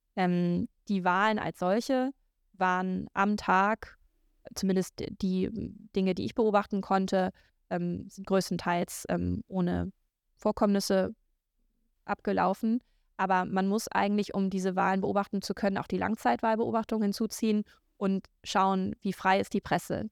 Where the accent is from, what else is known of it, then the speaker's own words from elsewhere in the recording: Low German area, Northern Germany, Germany; accent: Plattdeutsch; in Deutschland ist Plattdeutsch eine dieser ähm, Regionalsprachen. Und da ich das spreche